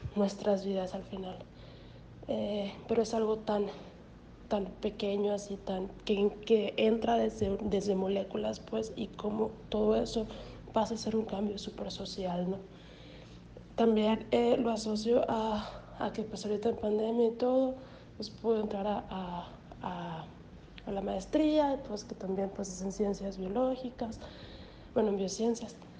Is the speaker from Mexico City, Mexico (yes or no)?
no; Hermosillo, Sonora, Mexico; moved away; also born or lived in the north; Pero soy de aquí, soy de Hermosillo, entonces, pero viví mucho tiempo fuera, en el norte